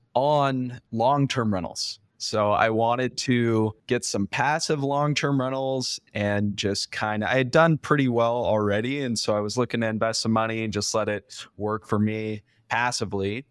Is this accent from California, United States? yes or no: yes; California, United States; I'm from California originally